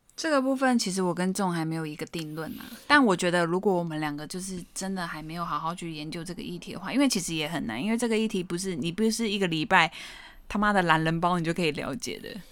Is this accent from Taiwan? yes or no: yes; Taiwan; 我身为台湾人，我觉得我很喜欢这块土地